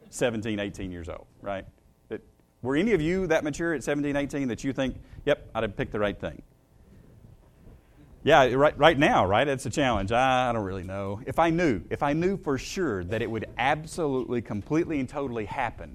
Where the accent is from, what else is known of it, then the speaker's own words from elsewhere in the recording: Shelbyville, Tennessee, United States; I grew up in Shelbyville